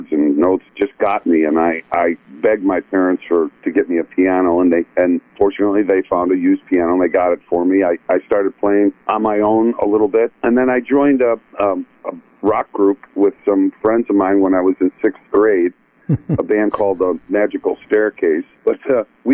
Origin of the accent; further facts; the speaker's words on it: Buffalo, New York, United States; moved away as an adult; also born or lived in Fredonia, New York / Southern California; I grew up in Buffalo